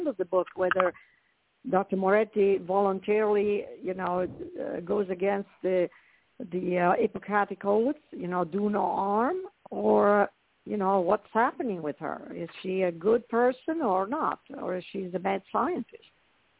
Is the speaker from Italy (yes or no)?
yes; Italy; moved away; I grew up in Italy, as you can probably tell from my accent